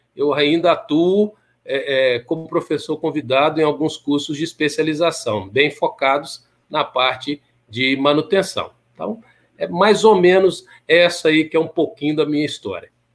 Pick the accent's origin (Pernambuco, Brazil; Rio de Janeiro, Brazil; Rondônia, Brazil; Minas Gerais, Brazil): Minas Gerais, Brazil; Timóteo; moved away; also born or lived in Belo Horizonte; Eu sou de, de Timóteo, Minas Gerais